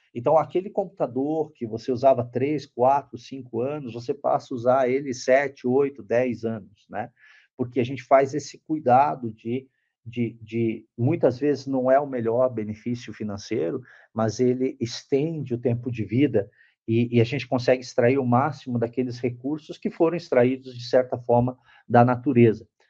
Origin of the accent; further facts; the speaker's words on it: Brazil; como brasileiro, eu sou muito nacionalista